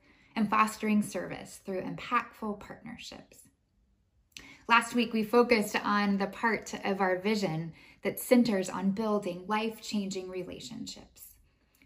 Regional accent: United States; as an American

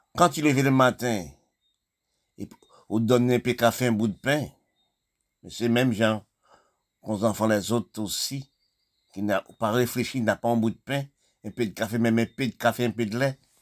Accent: Haiti; mon pays là, je suis né, d'Haïti

